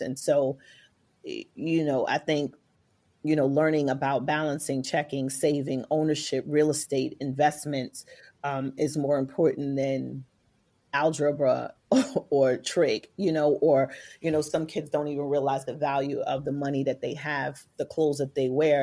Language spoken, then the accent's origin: English; New York City, New York, United States; coming from New York City Public Housing, A K A the projects